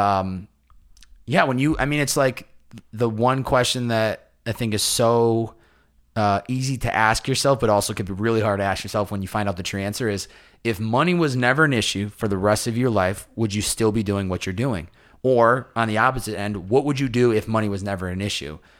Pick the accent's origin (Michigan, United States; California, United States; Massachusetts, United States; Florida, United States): Massachusetts, United States; now in Los Angeles, United States; I was back home visiting family